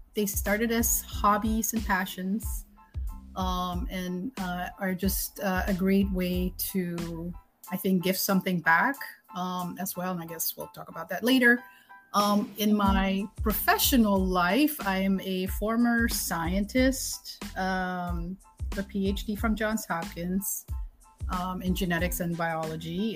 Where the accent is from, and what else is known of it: Suriname; born or raised there; moved away as an adult; now in United States